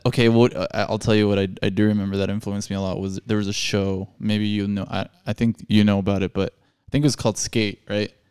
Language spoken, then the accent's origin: English; El Paso, Texas, United States; born or raised there